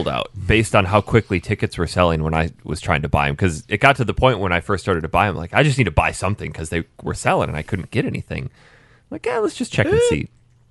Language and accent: English; United Kingdom; now in Canada; I'm a British citizen with a Canadian address